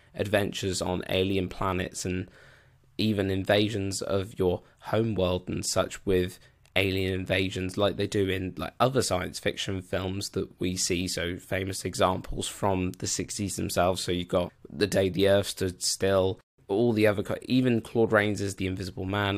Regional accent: United Kingdom; I'm a Brit

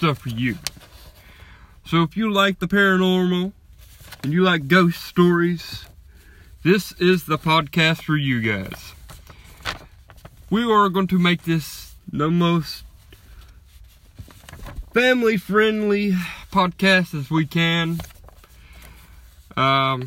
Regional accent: Alabama, United States; I was born and raised in Alabama

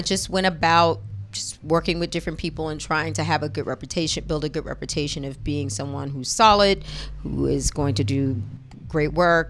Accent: New York City, New York, United States; I lived in the Bronx. So I was coming from the hood. On Sedgwick.

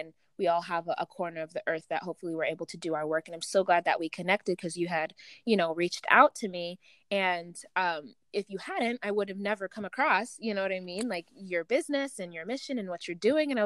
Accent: Uganda; I'm from the other side, I'm from the east side, right? I'm from Uganda.

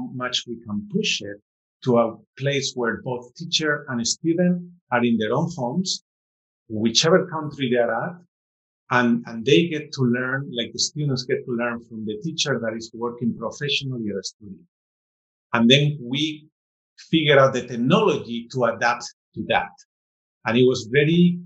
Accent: Spain; moved away; growing up in Spain

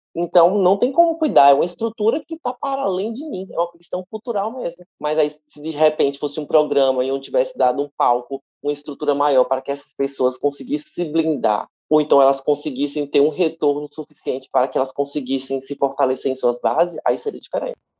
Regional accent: Salvador, Bahia, Brazil; Aqui em Salvador, nós somos muito bairristas

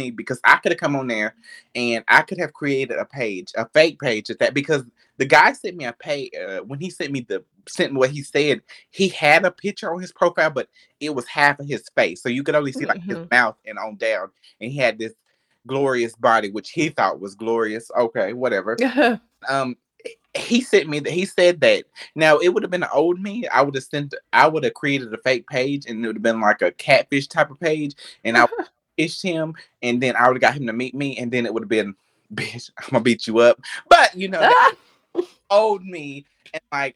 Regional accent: Rutherford County, North Carolina, United States; moved away; I am from North Kakalaki, North Carolina. And, you know, I'm just that little, I grew up in a small town

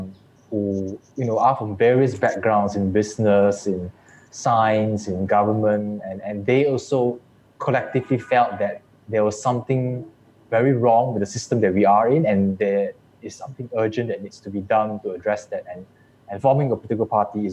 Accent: Muar, Johor, Malaysia; I'm from Johor, Muar specifically.

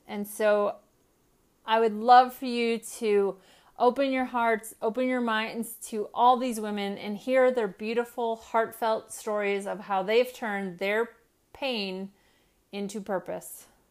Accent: Midwest, United States; moved away; I grew up in the Midwest most of my life

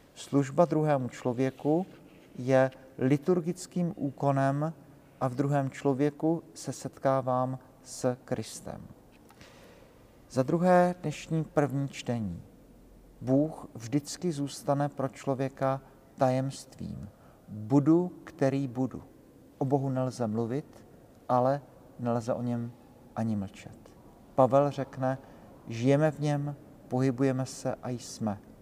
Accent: Brno, South Moravian Region, Czechia; now in Prague, Czechia; u nás v Brně, ze kterého pocházím

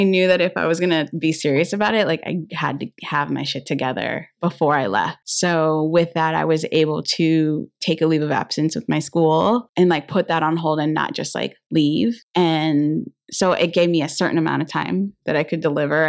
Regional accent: Inland Empire, California, United States; I'm from Inland, um, area

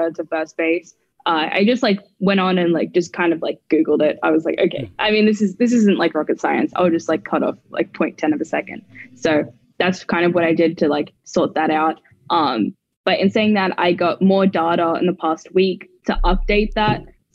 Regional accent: Brisbane, Queensland, Australia; moved away as an adult; in Australia, especially where I'm from. I'm from Brisbane

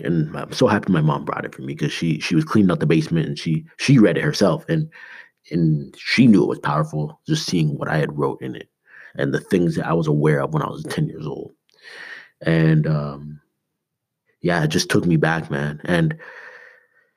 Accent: Canada; now in United States; I'm Canadian

